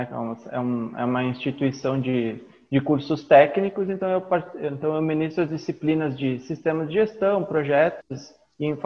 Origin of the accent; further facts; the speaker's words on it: Caxias do Sul, Rio Grande do Sul, Brazil; eu sou de Caxias do Sul, no Rio Grande do Sul.